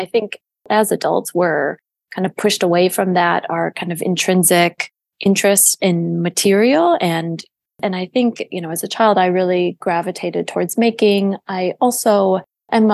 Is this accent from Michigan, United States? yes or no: yes; Detroit, Michigan, United States; now in New York, United States; I grew up in Metro Detroit.